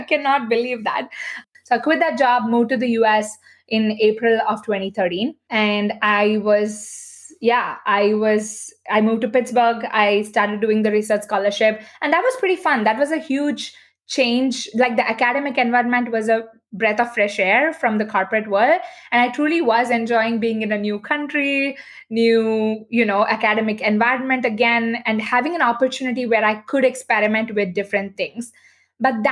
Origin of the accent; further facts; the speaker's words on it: Bangalore, Karnataka, India; moved away as an adult; now in United States; I decided to take up a corporate job in my hometown, Bangalore